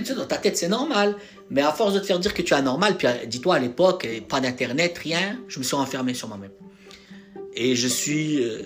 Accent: France; j'ai grandi en France

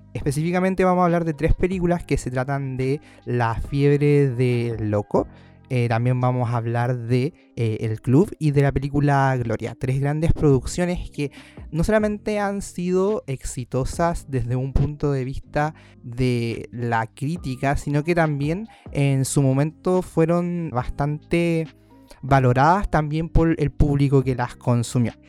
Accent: Chile; en un sector tan recóndito de nuestro país

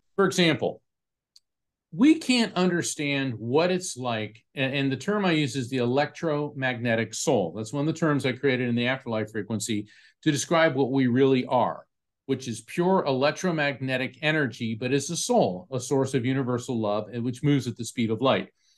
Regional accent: Florida, United States; my family's from New York, New Jersey. I was raised in Florida

